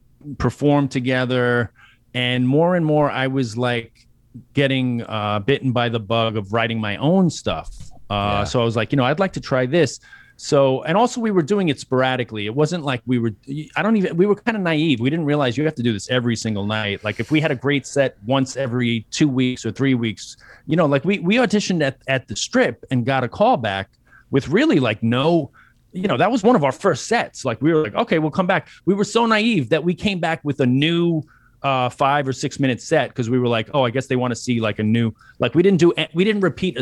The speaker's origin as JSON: {"language": "English", "town": "New York City", "region": "New York", "country": "United States", "tie": "born or raised there"}